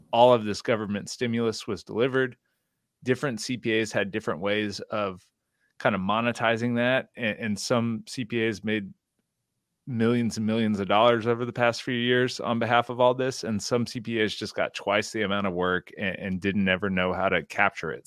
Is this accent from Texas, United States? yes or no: yes; Houston, Texas, United States; I'm from Houston, Texas